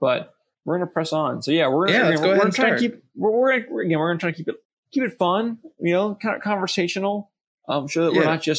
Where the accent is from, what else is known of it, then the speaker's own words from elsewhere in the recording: Norfolk, Virginia, United States; also born or lived in Chesapeake, Virginia; I know for a fact I was born in Norfolk. I know what hospital I was born in. I knew the time I was born at.